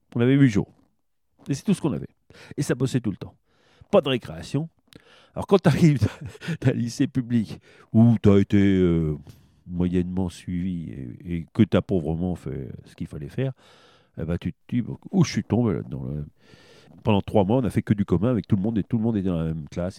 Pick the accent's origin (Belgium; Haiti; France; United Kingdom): France; Châteauroux, Centre-Val de Loire; moi je suis né à Châteauroux